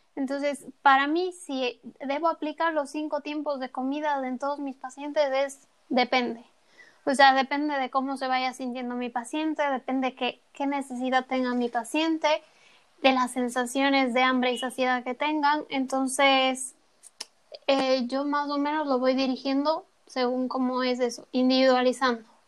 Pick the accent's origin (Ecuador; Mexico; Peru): Ecuador; now in Spain; la merienda que conocemos en Ecuador